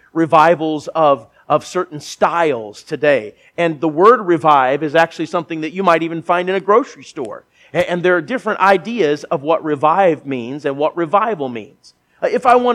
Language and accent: English; Minnesota, United States; I grew up in Minnesota, not very far from here